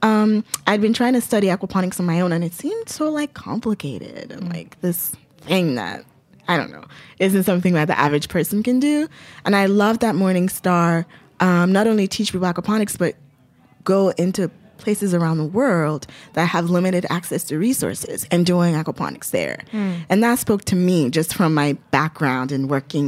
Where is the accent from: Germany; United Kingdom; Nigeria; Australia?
Nigeria; Lagos; now in New York City, United States; I grew up in Lagos, which is like a city.